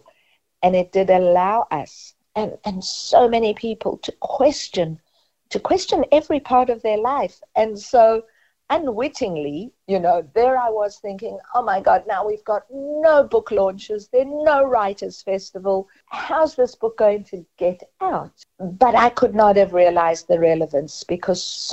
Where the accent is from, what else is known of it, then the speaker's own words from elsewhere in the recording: South Africa; moved away; growing up in South Africa